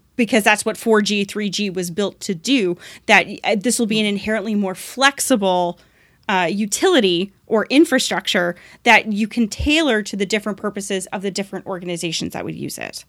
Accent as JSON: {"language": "English", "town": "Oshawa", "region": "Ontario", "country": "Canada", "said": "I'm from Oshawa."}